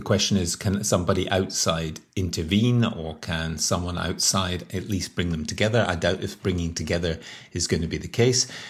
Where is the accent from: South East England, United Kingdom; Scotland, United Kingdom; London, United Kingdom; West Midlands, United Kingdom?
Scotland, United Kingdom; moved away; also born or lived in Northern Ireland; I'm Scottish, And I spent a lot of time living in Northern Ireland